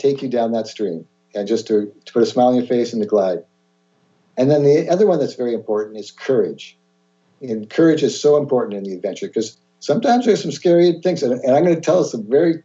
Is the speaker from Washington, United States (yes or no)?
yes; Mercer Island, Washington, United States; also born or lived in Seattle, Washington; born in Seattle. And was very fortunate to grow up on Mercer Island